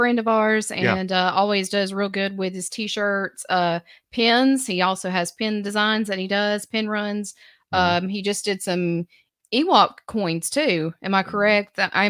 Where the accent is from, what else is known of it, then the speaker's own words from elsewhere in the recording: Alabama, United States; growing up here in Alabama.